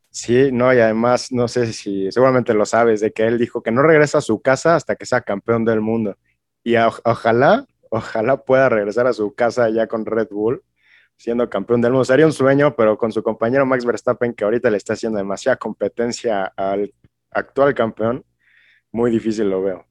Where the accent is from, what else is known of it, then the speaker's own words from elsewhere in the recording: Mexico; yo como mexicano